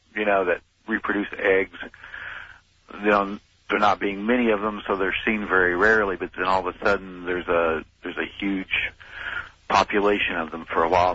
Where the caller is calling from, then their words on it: Craigville, Indiana, United States; I'm calling from Indiana, from Craigville. That's close to Fort Wayne